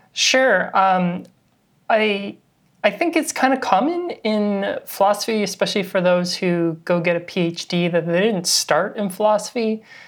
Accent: Victoria, British Columbia, Canada; also born or lived in Halifax; I did my undergrad in Victoria, B C, which is where I'm from. I'm Canadian.

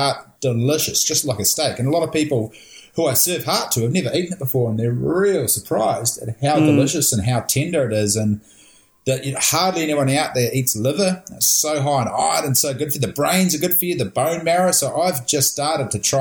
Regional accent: Napier, Hawke's Bay, New Zealand; also born or lived in National Park, New Zealand; we grew up in Napier, so there was no deer on the outskirts of Napier back in the day

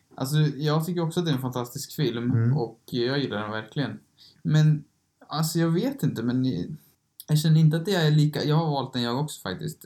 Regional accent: Sweden; vi är från Sverige

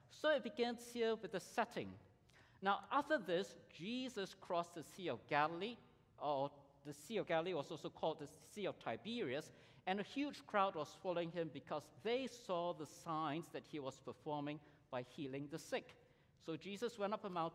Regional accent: Singapore; I grew up in Singapore in the 70s

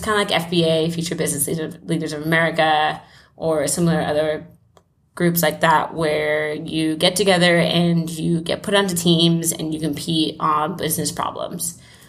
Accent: Johannesburg, Gauteng, South Africa; born there; I was born in Johannesburg, South Africa, and I am finishing up remote year, which is what I've been doing for the past year.

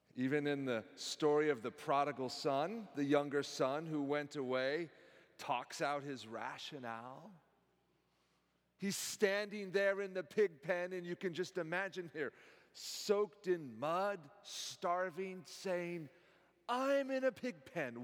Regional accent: Silicon Valley, California, United States; now in College Place, United States; Growing up in the Silicon Valley

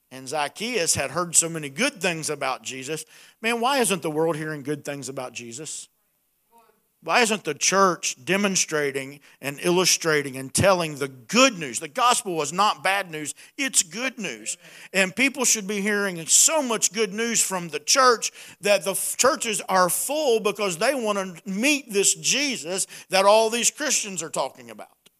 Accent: Appalachia, United States; accent: hillbilly; my hillbilly accent

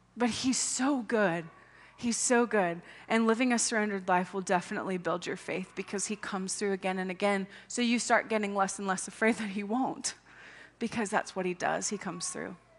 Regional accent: United States; as an American

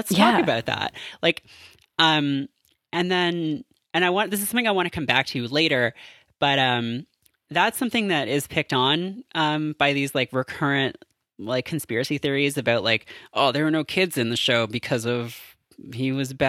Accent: Canada; I am Canadian.

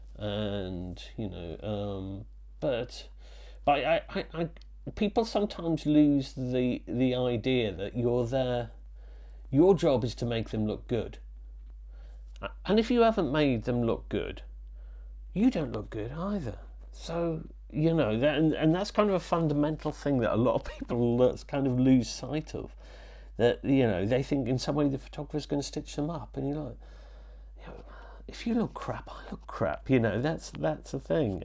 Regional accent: Leeds, Yorkshire and the Humber, United Kingdom; also born or lived in Wales; I'm from Wales and I was brought up in Yorkshire

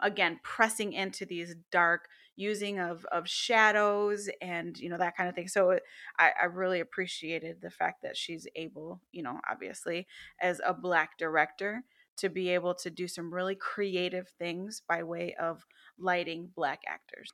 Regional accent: Chicago, Illinois, United States; we grew up in the city, we're from the Chi

